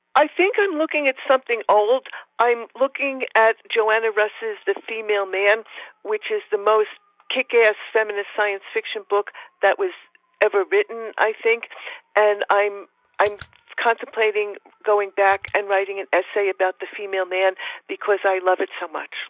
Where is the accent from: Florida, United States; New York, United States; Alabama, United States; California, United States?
New York, United States; accent: New York; my New York accent